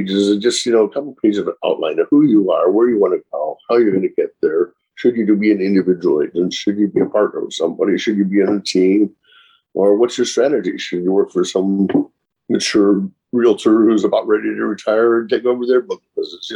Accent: Chicago, Illinois, United States; moved away as an adult; now in Orange County area, California, United States; I grew up in Chicago and moved out here

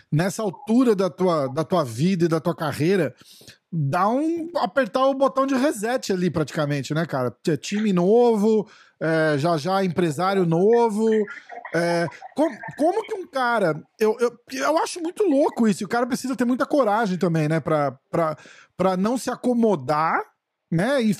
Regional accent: São Paulo, Brazil; eu sou de São Paulo

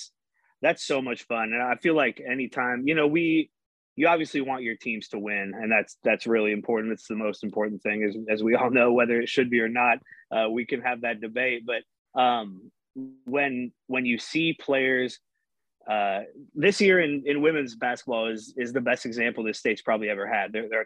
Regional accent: Urbandale, Iowa, United States; also born or lived in Wisconsin / Bettendorf, Iowa; I grew up here in Iowa. I grew up here in the Des Moines area in Urbandale. I moved to Wisconsin when I was in high school, so I lived there for a couple of years, and then I did go to Iowa.

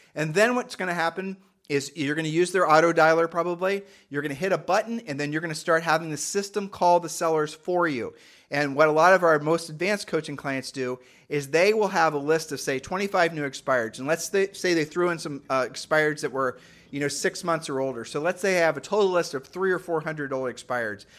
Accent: Ohio, United States; we're from Ohio

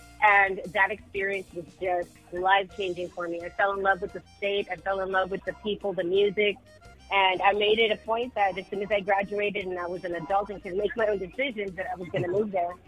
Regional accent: Washington, United States; moved away as an adult; now in Austin, United States; I'm from Washington State, born and raised.

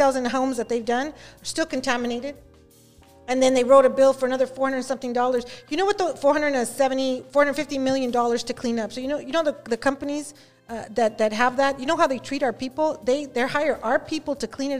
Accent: Los Angeles, California, United States; I'm from Southeast

